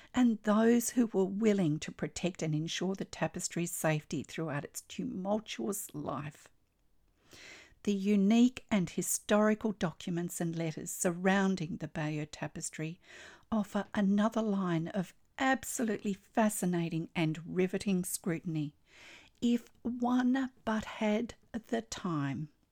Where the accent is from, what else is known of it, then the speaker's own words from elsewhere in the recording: Australia; I'm an Australian textile artist, teacher, judge, blogger